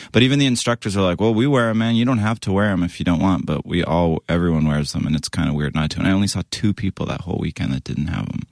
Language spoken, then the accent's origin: English; Western Canada, near Vancouver, British Columbia, Canada; moved away; I grew up in Canada, West Co-